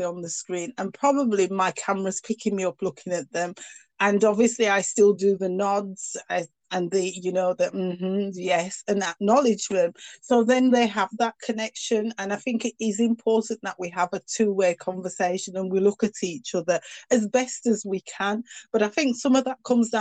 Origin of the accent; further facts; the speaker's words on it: United Kingdom; accent: northern; I've got a very northern accent